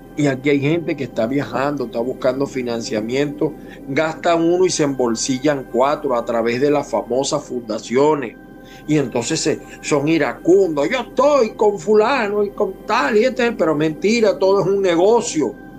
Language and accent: Spanish; Venezuela; moved away; en mi país, Venezuela